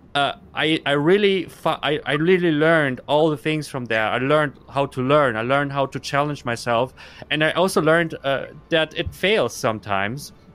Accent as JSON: {"language": "English", "country": "Germany", "tie": "born or raised there", "also_born_or_lived": "Kazakhstan", "said": "I grew up in Germany"}